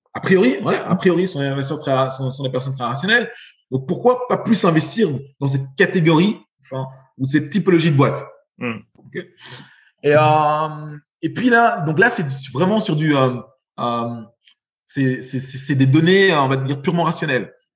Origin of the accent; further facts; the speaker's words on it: Belgium; j'ai été élevé, j'ai grandi en Belgique